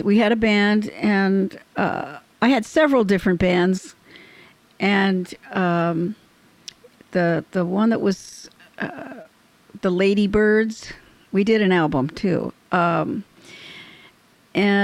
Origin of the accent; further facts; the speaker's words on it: Orange County, California, United States; I was from Orange County